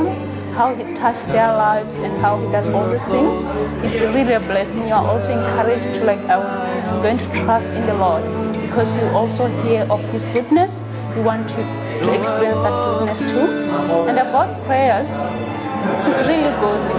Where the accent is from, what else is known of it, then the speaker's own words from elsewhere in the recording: Botswana; now in Melbourne, Australia; I'm from Botswana